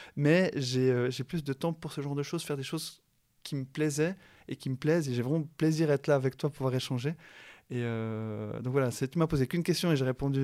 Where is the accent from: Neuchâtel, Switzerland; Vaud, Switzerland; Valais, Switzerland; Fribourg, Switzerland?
Neuchâtel, Switzerland; La Chaux-de-Fonds; moved away; also born or lived in Yverdon / Lausanne / Geneva; né à La Chaux-de-Fonds, je vis à Yverdon, euh, à Lausanne et à Genève. Donc il n'y a pas plus Suisse que moi